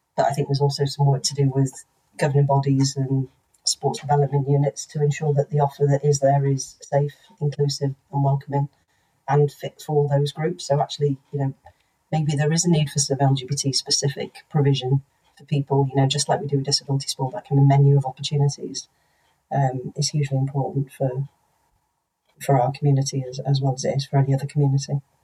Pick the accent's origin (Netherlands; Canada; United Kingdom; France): United Kingdom; North Wales; growing up in North Wales